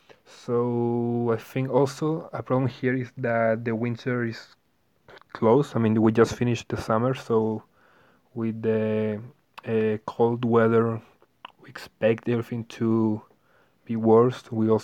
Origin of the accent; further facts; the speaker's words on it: Santiago, Santiago Metropolitan Region, Chile; I'm from Chile, from Santiago, the capital.